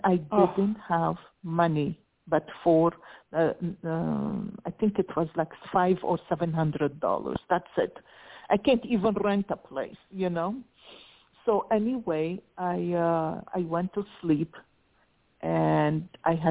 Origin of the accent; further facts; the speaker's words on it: Lebanon; moved away; I was raised in Lebanon in the Middle East, but we were Roman Orthodox.